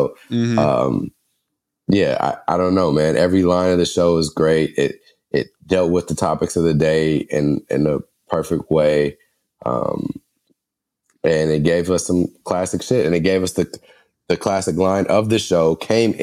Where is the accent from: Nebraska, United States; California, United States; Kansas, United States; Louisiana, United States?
California, United States; Los Angeles; I grew up in Los Angeles